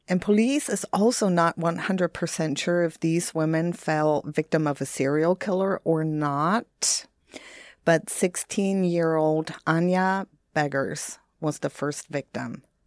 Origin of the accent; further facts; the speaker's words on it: Bremerhaven, Bremen, Germany; moved away; Bremerhaven, which is my hometown